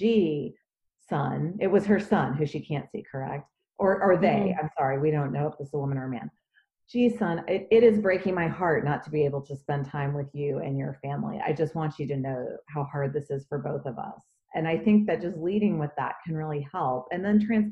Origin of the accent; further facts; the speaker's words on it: Dallas, Texas, United States; moved away; my hometown and our community members in Dallas. I'm a native Dallasite